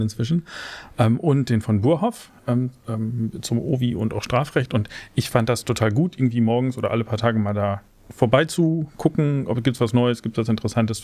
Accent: Osnabrück, Lower Saxony, Germany; also born or lived in Cologne; in Osnabrück, zufällig meine Heimat

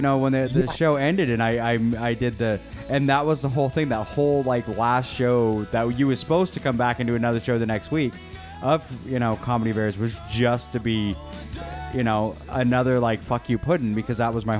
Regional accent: Maple Valley, Washington, United States; I grew up out in Maple Valley.

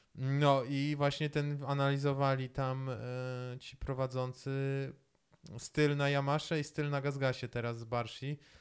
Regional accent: Poland; ja jestem z Polski

